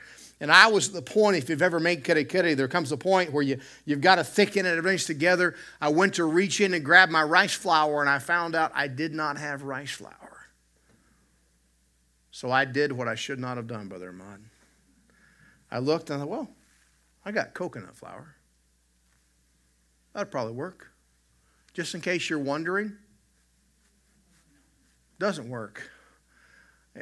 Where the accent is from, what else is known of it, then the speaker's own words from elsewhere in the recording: the South, United States; I grew up in the South